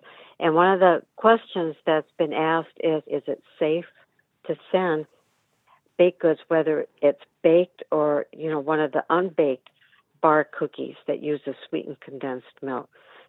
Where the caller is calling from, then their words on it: DeFuniak Springs, Florida, United States; I'm calling from Dufuniac Springs, Florida.